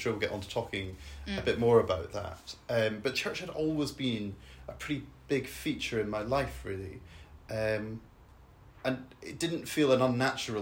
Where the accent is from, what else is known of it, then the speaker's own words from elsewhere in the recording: Edinburgh, Scotland, United Kingdom; I grew up in Scotland, in Edinburgh